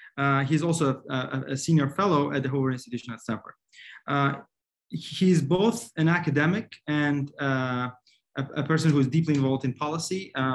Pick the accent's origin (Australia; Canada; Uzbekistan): Uzbekistan; Tashkent; I'm from Tashkent